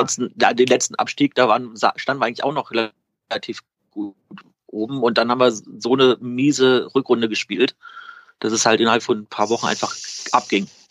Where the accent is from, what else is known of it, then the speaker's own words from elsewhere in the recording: Berlin, Germany; moved away; Das kann ich als Berliner sagen